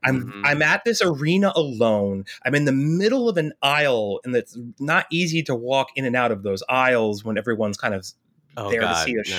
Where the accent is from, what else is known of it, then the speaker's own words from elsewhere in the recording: New York, United States; Yeah, I'm from the Hudson Valley. I've lived in like Southern New York my entire life.